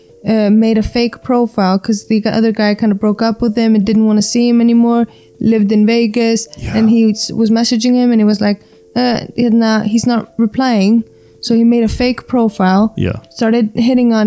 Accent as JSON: {"language": "English", "country": "Iceland", "also_born_or_lived": "New York", "said": "I'm an Icelander."}